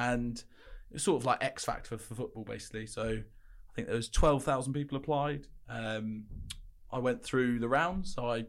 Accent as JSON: {"language": "English", "region": "South West England", "country": "United Kingdom", "tie": "born or raised there", "said": "So I grew up in Cornwall and Devon, lived in Cornwall, went to school in Devon, played football for Plymouth Argyle"}